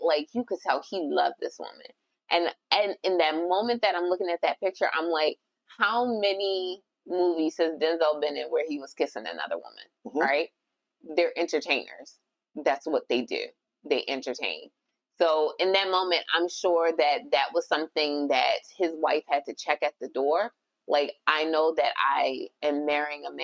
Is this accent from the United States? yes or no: no; Jamaica; I'm Jamaican.